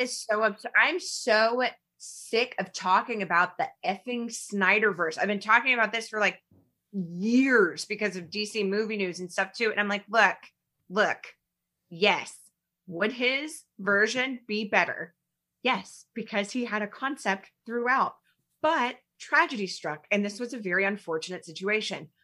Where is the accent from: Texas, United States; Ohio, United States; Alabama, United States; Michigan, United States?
Alabama, United States; moved away; I am not from here. I grew up in Alabama, like, in the nineties